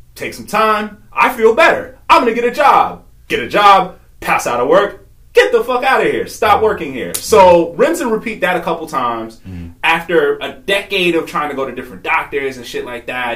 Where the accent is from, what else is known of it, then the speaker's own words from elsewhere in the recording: New York, United States; moved away as an adult; also born or lived in Virginia; I originally was born and raised in New York. Grew up there